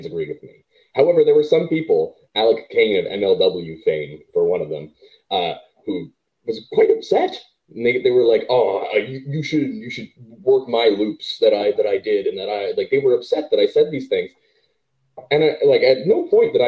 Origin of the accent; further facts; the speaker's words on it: Canada; as a Canadian